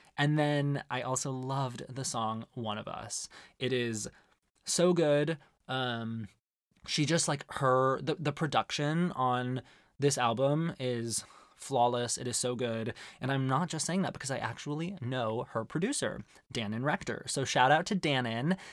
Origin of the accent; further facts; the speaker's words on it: Arizona, United States; growing up in Arizona